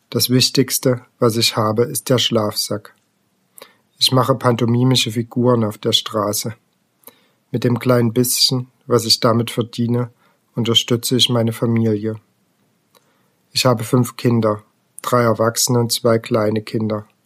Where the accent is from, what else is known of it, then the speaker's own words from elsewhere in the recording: Rimavská Sobota, Banská Bystrica Region, Slovakia; Ich bin in der Slowakei geboren, in Rimavska Sobota, in einem Roma-Viertel. Meine Mutter hat gearbeitet, mein Vater nicht. Ich bin sehr gut aufgewachsen